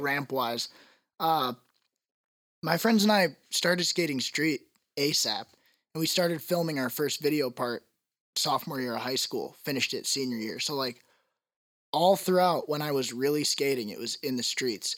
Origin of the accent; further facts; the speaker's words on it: Tulsa, Oklahoma, United States; I'm from Tulsa